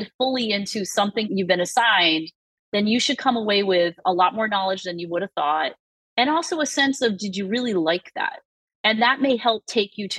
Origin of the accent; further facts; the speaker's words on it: Massachusetts, United States; I'm from Massachusetts.